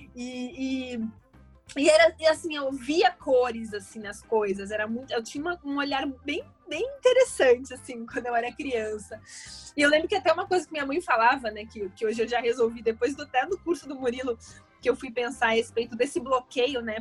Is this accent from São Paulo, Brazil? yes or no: yes; São Paulo, Brazil; now in Rio de Janeiro, Brazil; Bom, eu nasci em São Paulo, eu sou paulista. É, hoje eu moro no Rio, mas eu nasci em São Paulo.